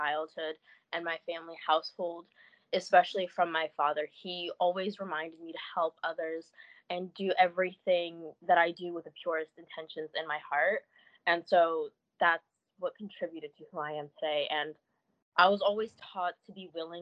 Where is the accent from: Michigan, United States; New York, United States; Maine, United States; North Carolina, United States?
Michigan, United States; Detroit; moved away; I grew up in Detroit